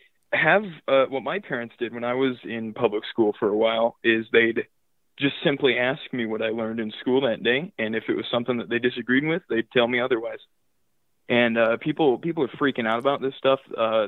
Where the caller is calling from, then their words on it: Southeast Iowa, United States; I'm calling from Southeast Iowa, and I'm 15 years old.